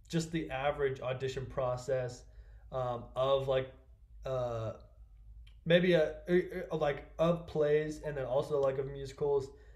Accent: Kansas City, Missouri, United States; my hometown, Kansas City

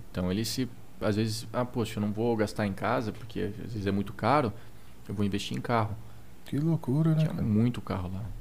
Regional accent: Brazil; era só eu de brasileiro ali.

